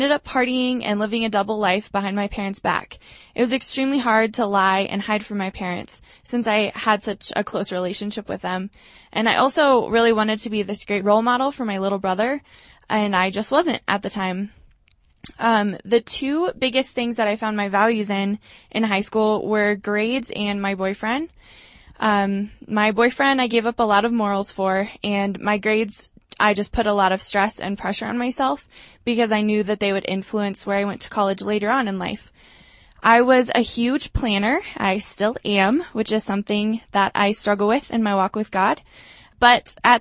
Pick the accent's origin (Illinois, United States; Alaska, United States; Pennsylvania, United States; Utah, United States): Alaska, United States; Eagle River; moved away as an adult; now in Denver, United States; I'm from Eagle River, Alaska